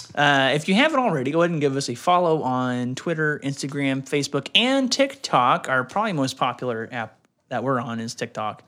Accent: Deep South, United States; now in Texas, United States; I grew up in the Deep South

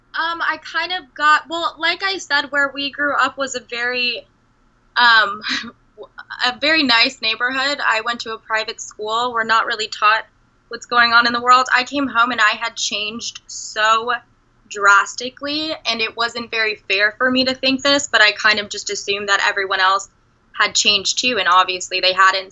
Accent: Redondo Beach, California, United States; moved away as an adult; also born or lived in Denver, Colorado; I grew up in Redondo Beach

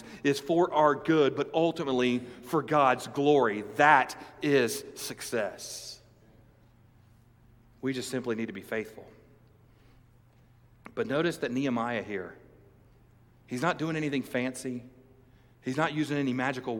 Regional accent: United States; as American evangelicals, as Christians in the United States

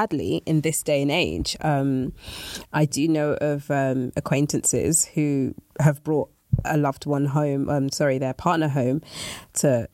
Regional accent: Nigeria; I am Nigerian

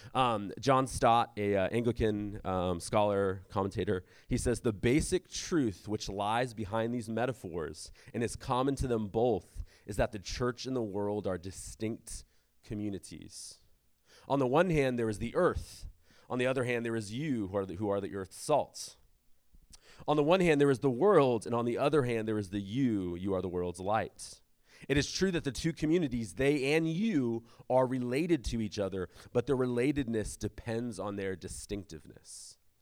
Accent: San Diego, California, United States; I grew up in South San Diego

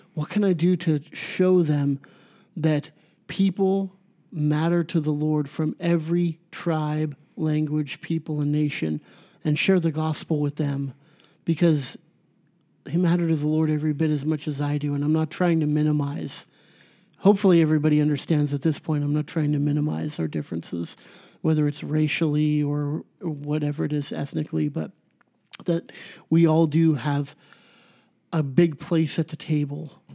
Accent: United States; I'm American. My ancestors were Irish

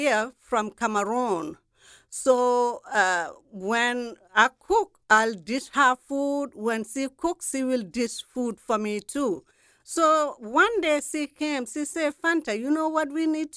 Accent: Gambia; moved away as an adult; now in New Orleans, United States; I'm from Gambia, West Africa

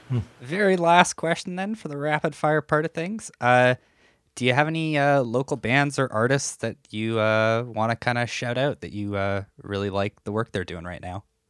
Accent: North Battleford, Saskatchewan, Canada; I'm from a town called North Battleford

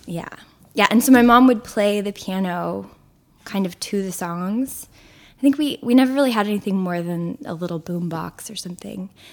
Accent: Houston, Texas, United States; moved away as an adult; now in Brooklyn, United States; I grew up in Houston, which is not like what you imagine Texas is like

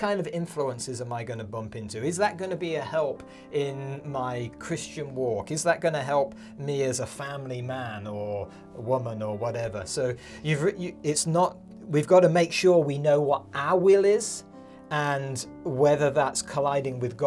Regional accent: United Kingdom; moved away as an adult; now in Montana, United States; we grew up in the United Kingdom, Carolyn and I. And we moved when our kids were 1 and 3

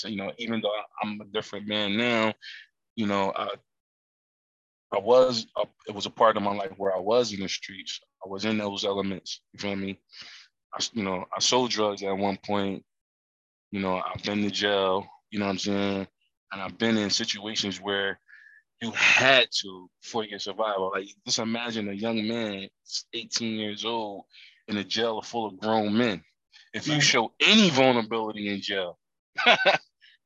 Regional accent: Camden, New Jersey, United States; I'm from Camden, New Jersey. We was considered the poorest city in America

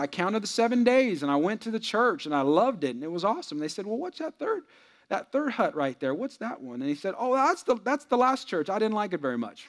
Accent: San Jose, California, United States; I'm from the Bay Area, San Jose

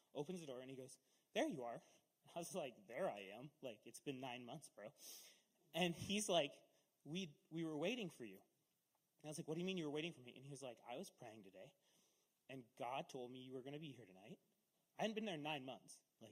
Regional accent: Castle Rock, United States; I grew up in Castle Rock, so we were like 6 miles out of town

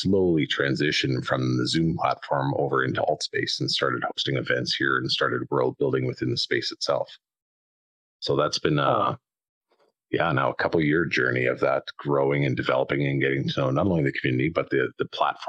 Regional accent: southern Alberta, Canada; I'm Canadian out on the west side in South in Alberta

